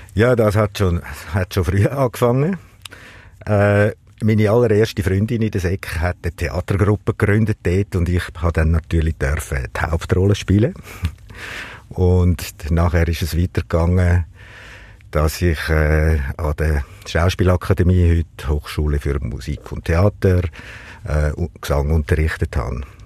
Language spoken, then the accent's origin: German; Lake Zurich, Switzerland; ich bin äh, am Zürichsee aufgewachsen